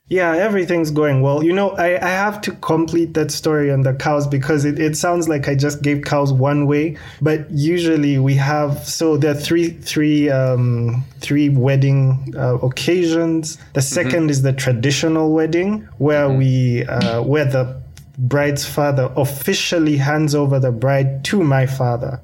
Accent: Kampala, Central Region, Uganda; I'm coming from Kampala, Uganda

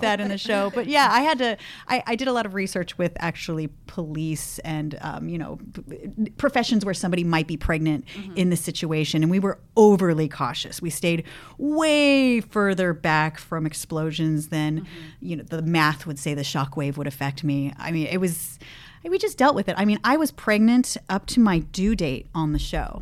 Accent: Los Gatos, California, United States; moved away as an adult; now in San Francisco, United States; I grew up in Los Gatos

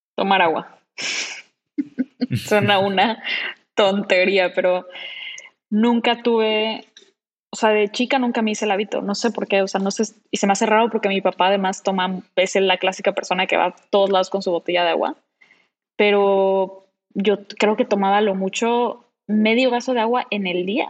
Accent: Cancún, Quintana Roo, Mexico; moved away; venirme a Cancún, que es en donde yo nací y crecí

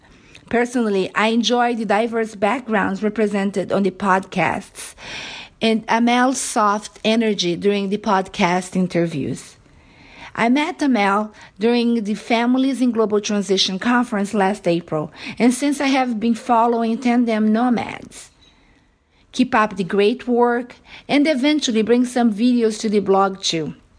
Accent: Brazil; moved away; also born or lived in Japan; When I left my native Brazil to live in Japan

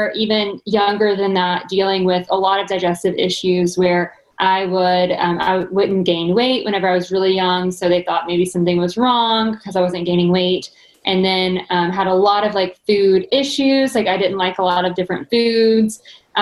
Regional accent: Arkansas, United States; moved away as an adult; now in Nashville, United States; I'm originally from Arkansas, so I did come to Nashville to do a dietetic internship.

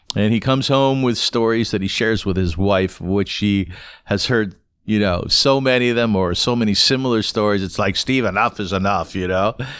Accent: Kitchener, Ontario, Canada; now in Toronto, Canada; When I was growing up in Kitchener

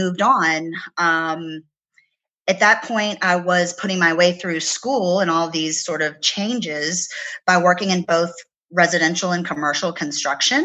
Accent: Virginia, United States; moved away; I grew up in Virginia and I love the land there, but I never quite felt at home

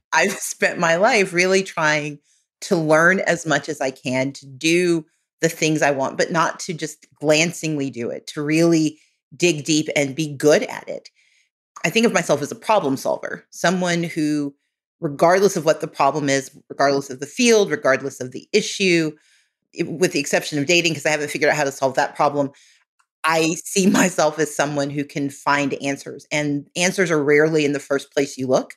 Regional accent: Mississippi, United States; moved away; also born or lived in Georgia; So where I grew up in Mississippi

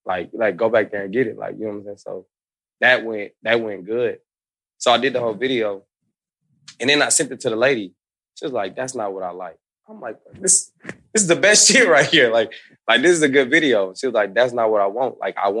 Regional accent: Kansas City, United States; now in Atlanta, United States; I'm from Kansas City

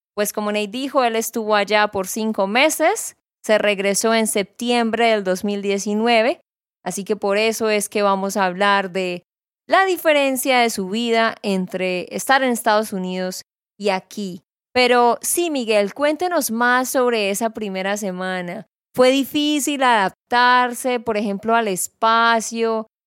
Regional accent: Santander, Colombia; de Santander, Colombia

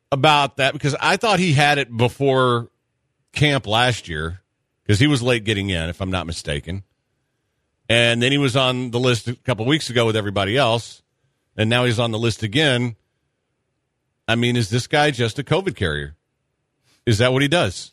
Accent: Texas, United States; I'm from Texas

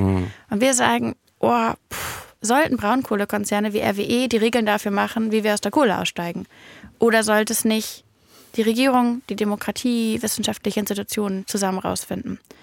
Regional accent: Berlin, Germany; als Berliner

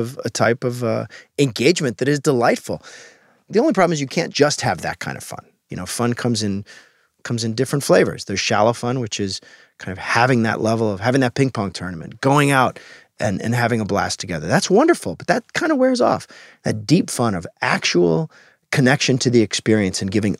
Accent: Alaska, United States; I grew up in Alaska, which was pretty far outside

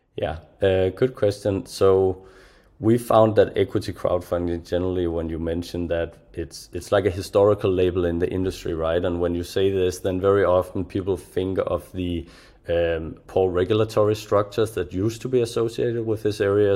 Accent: Denmark; I'm from Europe myself, right? A small country of Denmark in the cold

